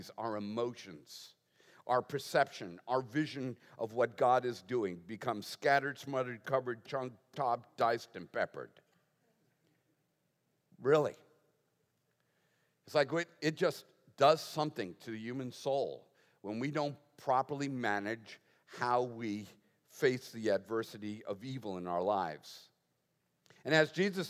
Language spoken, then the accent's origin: English; Boston, Massachusetts, United States; moved away; I was raised in the Northeast